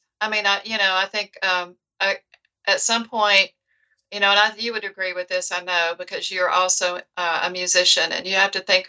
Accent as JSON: {"language": "English", "region": "the South", "country": "United States", "tie": "born or raised there", "moved": "yes", "lives_now": "Seattle area, United States", "said": "my roots somewhere, you know, growing up in the South."}